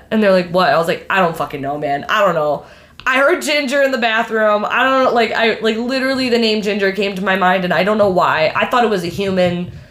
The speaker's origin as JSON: {"language": "English", "region": "Michigan", "country": "United States", "said": "I'm from Michigan."}